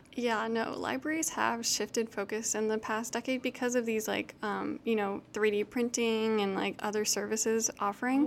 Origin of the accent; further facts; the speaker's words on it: Houston, Texas, United States; I grew up in Houston